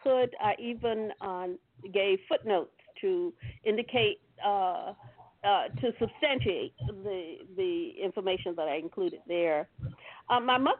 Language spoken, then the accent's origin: English; Suffolk, Virginia, United States; I was born in Suffolk, Virginia.